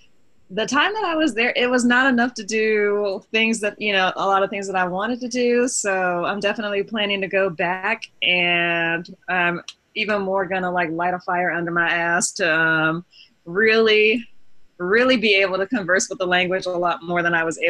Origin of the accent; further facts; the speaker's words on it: Miami, Florida, United States; I'm from Miami, sue me.